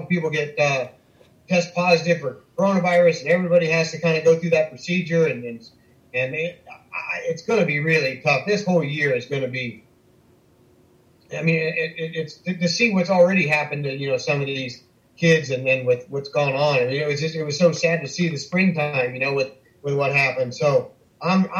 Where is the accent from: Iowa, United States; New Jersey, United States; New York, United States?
Iowa, United States; Southern; moved away as an adult; also born or lived in South Bay, California; growing up in Southern Iowa